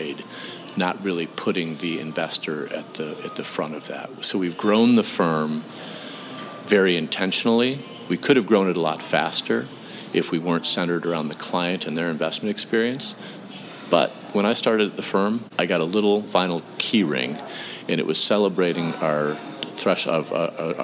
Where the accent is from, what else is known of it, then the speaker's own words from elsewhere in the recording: Western New York, United States; moved away as an adult; also born or lived in Wooster, Ohio / Boston; I grew up in Western New York